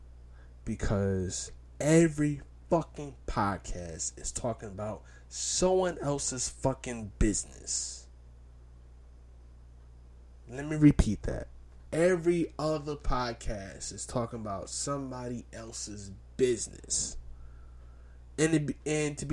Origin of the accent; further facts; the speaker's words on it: New York City, New York, United States; I'm from Brownsville